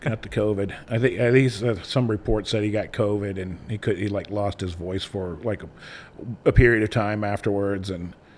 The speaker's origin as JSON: {"language": "English", "region": "Ohio", "country": "United States", "tie": "born or raised there", "said": "I grew up in Ohio"}